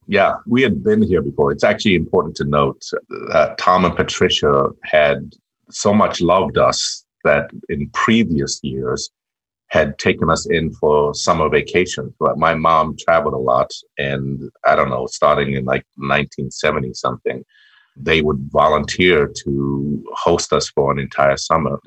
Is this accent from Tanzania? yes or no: yes; Tanzania; also born or lived in Trondheim, Norway; I'm a Tanzanian citizen.